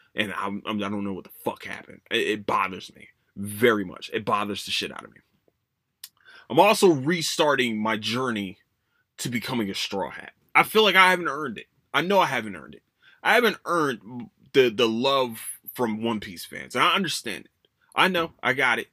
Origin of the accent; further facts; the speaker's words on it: Philadelphia, Pennsylvania, United States; moved away; I'm from, I'm from Philadelphia